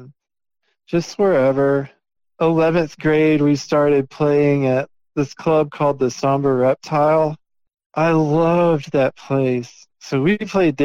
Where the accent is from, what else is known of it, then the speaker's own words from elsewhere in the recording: Marietta, Georgia, United States; also born or lived in Austell, Georgia / Mableton, Georgia; then lived in Marietta until I was like 10, I think, then moved to Mableton